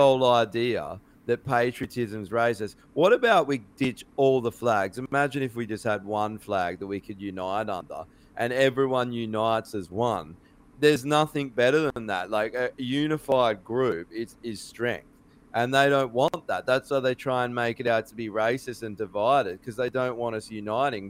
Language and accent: English; Australia; proud of being fucking Australian